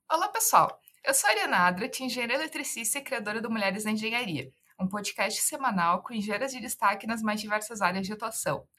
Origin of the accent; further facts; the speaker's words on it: Santa Catarina, Brazil; Eu sou catarinense também, né? E é, conheço muito Pomerode, é muito pertinho da cidade, da minha cidade natal